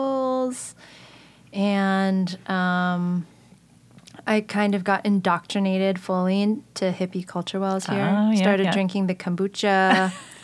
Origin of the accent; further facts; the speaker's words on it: San Jose, California, United States; also born or lived in Malaysia; We settled in San Jose